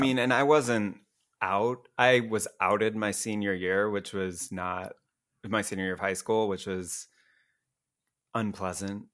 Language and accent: English; Iowa, United States; moved away; I grew up in Iowa, a real small town there